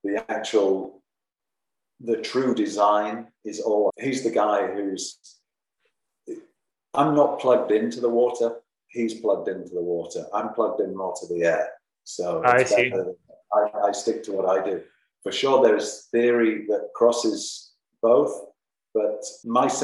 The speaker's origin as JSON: {"language": "English", "town": "Leeds", "region": "Yorkshire and the Humber", "country": "United Kingdom", "tie": "born or raised there", "also_born_or_lived": "Germany / France / United States / Spain", "moved": "as an adult", "lives_now": "Raglan, New Zealand", "said": "I'm an Englishman and I came from Yorkshire, a place called Leeds"}